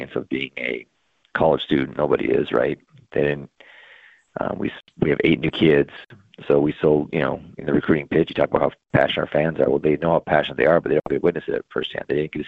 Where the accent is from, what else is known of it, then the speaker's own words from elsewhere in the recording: Kalispell, Montana, United States; I grew up in Kalispell